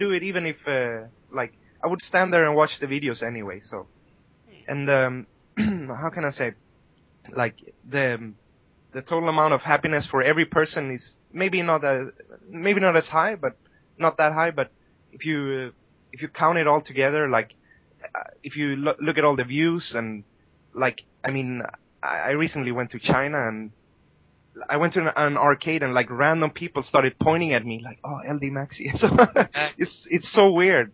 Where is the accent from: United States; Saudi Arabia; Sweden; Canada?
Sweden; moved away; I'm from Sweden and I have friends there